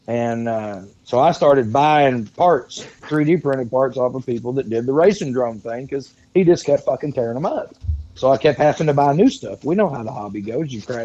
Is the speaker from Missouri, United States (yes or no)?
yes; Dexter, Missouri, United States; Dexter, Missouri.